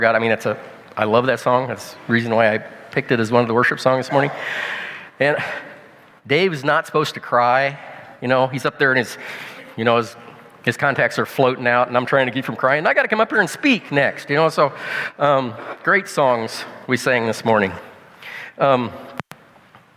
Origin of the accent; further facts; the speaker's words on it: Illinois, United States; I'm a farmer from Illinois, from the States